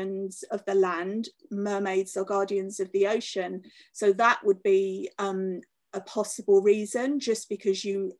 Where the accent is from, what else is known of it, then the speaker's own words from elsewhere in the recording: London, United Kingdom; moved away as an adult; also born or lived in Cornwall; I was born in London, I lived in London until I was 20, and then I moved to Cornwall